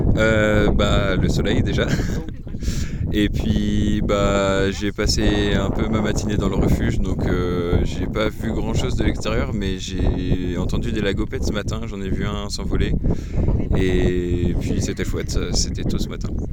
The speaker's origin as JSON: {"language": "French", "region": "Brittany", "country": "France", "moved": "yes", "said": "Je viens de Bretagne"}